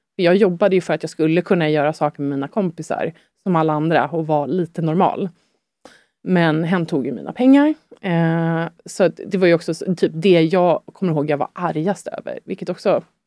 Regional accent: Sweden; also born or lived in France; det är mitt hemland

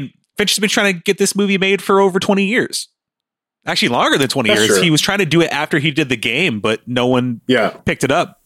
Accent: United States; I'm an American

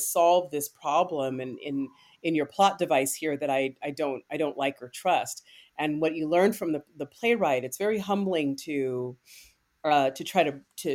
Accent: Bay Area, California, United States; I grew up in the Bay Area

